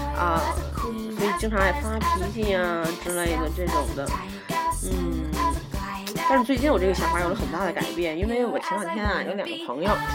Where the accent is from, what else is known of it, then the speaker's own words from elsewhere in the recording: Tianjin, China; accent: Tianjin dialect; 我就是个天津人。